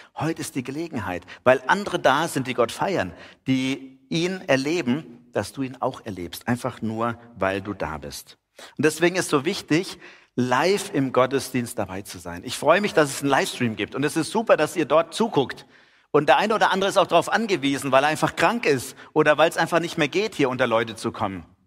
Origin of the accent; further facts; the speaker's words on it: Heidenheim an der Brenz, Baden-Württemberg, Germany; Man hier als Heidenheimer, wir kennen uns ja mit Nebel aus